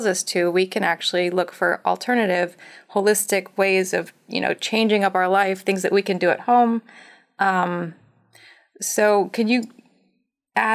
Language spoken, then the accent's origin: English; Montana, United States; I grew up in Montana